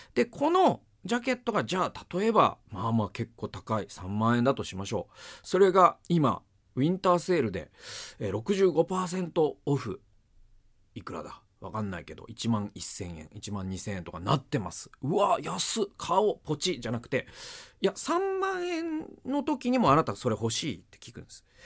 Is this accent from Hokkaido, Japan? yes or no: no; Okayama, Japan; 岡山出身で